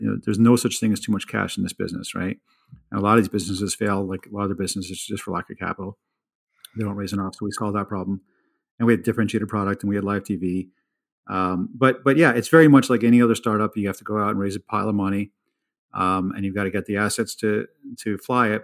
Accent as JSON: {"language": "English", "area": "the East", "region": "East Coast", "country": "United States", "tie": "born or raised there", "also_born_or_lived": "India", "moved": "yes", "said": "I grew up in the East"}